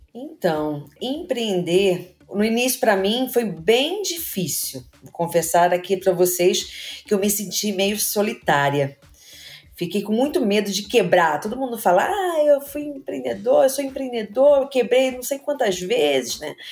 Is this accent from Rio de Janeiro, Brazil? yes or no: yes; Rio de Janeiro, Brazil; also born or lived in Engenho de Dentro, Rio de Janeiro; Eu também morei no Meia. Eu estudei no Educo CPS, no Baiense